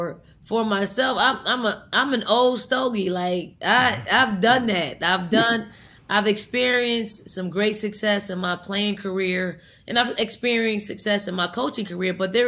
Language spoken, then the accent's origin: English; Philadelphia, Pennsylvania, United States; And I'm from North Philly, so I try to say I need to take you to North Philly, drop you off, pick you up in a week